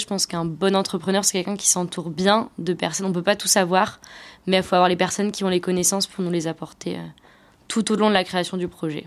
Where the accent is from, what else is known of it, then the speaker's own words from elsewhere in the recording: Brittany, France; chez nous en Bretagne